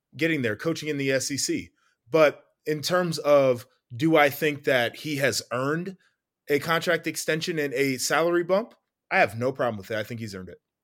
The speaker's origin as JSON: {"language": "English", "town": "Columbus", "region": "Ohio", "country": "United States", "said": "I'm from Columbus"}